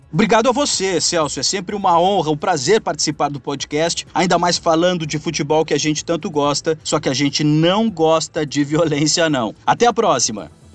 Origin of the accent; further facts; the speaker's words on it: interior of Rio Grande do Sul, Brazil; moved away; eu sou do interior do Rio Grande do Sul